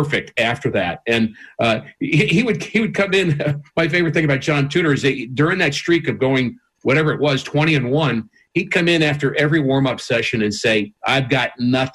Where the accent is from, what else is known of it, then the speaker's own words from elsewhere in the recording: New York, United States; I grew up in New York